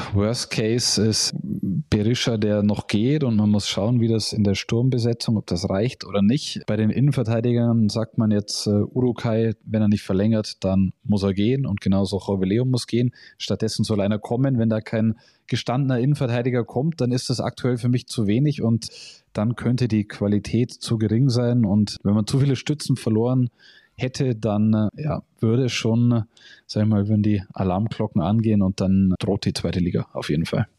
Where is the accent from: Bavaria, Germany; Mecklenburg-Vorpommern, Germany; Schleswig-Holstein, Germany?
Bavaria, Germany; Augsburg; Augsburg ist meine Heimat